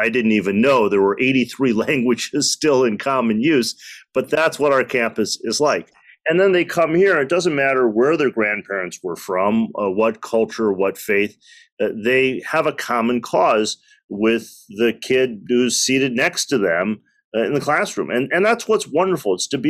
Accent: Detroit, Michigan, United States; I was born in the United States. My parents came in the early 1960s. So I'm a child of the 70s from the Midwest, the Motor City.

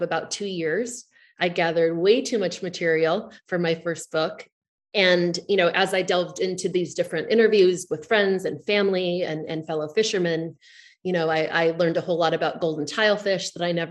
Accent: Southern California, United States; moved away as an adult; also born or lived in New York; now in Sag Harbor, United States; I grew up in Southern California, and I came east for college, and I found my people, and I essentially never went back

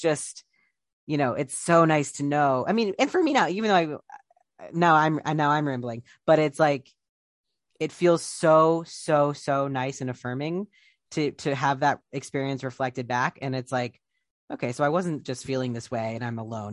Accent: Columbus, Ohio, United States; Columbus, Ohio, where I'm from

